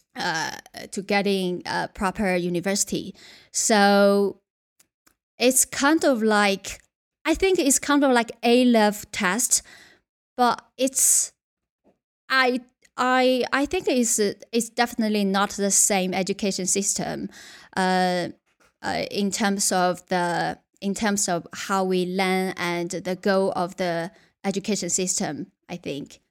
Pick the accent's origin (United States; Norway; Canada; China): China; Yunnan; English is a second language; moved away as an adult; also born or lived in Beijing / United Kingdom; my hometown, uh, is a very, very small boat town in Yunnan, where belongs to one of China's less developed regions